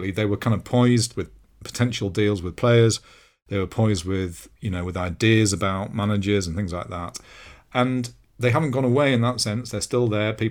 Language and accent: English; London, United Kingdom; As a Londoner, I'd go to Chelsea or Tottenham games, and I'd never experienced anything like it.